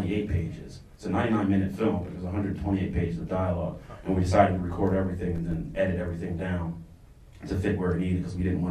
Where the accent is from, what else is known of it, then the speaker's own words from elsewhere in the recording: United States; I am African American that has lived in the United States for all my life